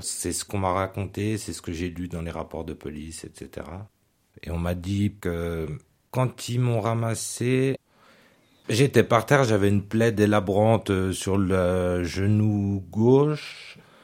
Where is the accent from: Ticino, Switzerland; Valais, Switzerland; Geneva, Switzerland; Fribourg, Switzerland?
Geneva, Switzerland; moved away as an adult; now in Vaud, Switzerland; J'ai grandi au Lignon à Genève, mais aussi à Honnay, à Carouge, au Petit Lancy, enfin, dans tout le canton